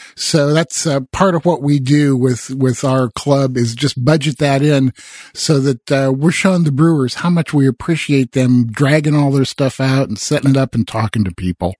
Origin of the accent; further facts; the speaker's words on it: Midwest, United States; I grew up in the Midwest